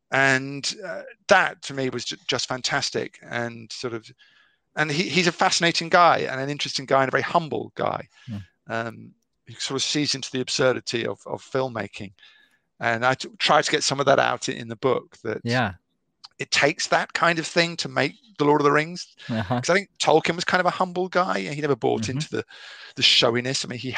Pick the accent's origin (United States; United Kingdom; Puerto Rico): United Kingdom; You know, I'm totally British.